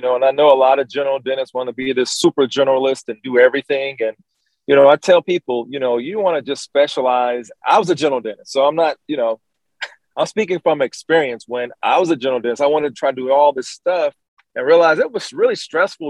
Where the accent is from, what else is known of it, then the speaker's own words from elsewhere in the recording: Columbus, Georgia, United States; my hometown of Columbus, Georgia.